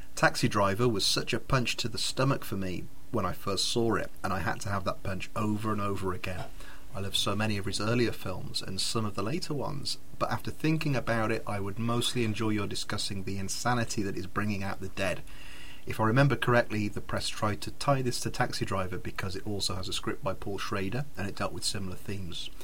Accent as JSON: {"language": "English", "town": "Redditch", "region": "West Midlands", "country": "United Kingdom", "tie": "born or raised there", "said": "I grew up in Redditch with him."}